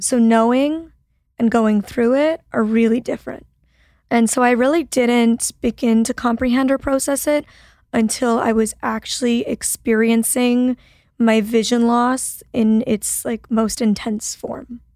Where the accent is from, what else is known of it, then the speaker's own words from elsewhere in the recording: Toronto, Ontario, Canada; moved away as an adult; now in Los Angeles, United States; I'm like originally from Toronto, Canada